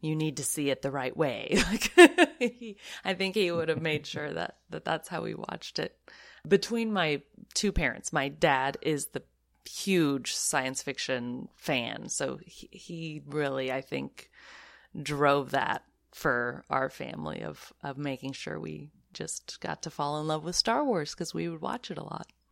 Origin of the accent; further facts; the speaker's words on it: the Northwest, Pacific Northwest, United States; moved away; I'm from the Northwest originally